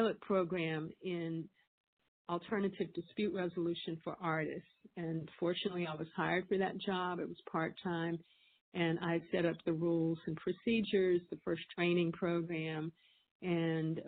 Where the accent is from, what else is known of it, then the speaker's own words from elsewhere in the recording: Winston-Salem, North Carolina, United States; now in California, United States; I'm from Winston-Salem, North Carolina.